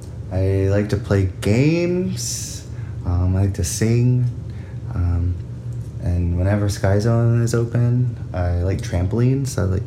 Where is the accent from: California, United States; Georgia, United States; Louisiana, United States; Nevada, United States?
Georgia, United States; born there; Okay, so I was born in Georgia. Was part of a military family, so we moved around a lot.